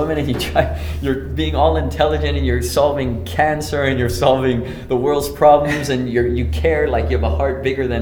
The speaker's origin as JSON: {"language": "English", "country": "Denmark", "moved": "yes", "said": "we're from Denmark"}